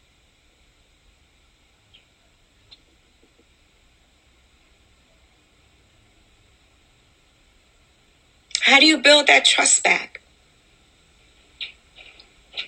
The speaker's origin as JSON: {"language": "English", "town": "New York City", "region": "New York", "country": "United States", "tie": "born or raised there", "said": "I grew up in Wagner Projects and I survived"}